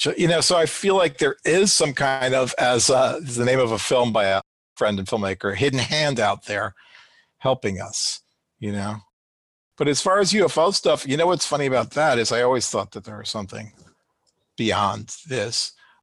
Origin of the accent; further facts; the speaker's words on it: New York, United States; now in Los Angeles, United States; I'm from New York, kind of Brooklyn vibe.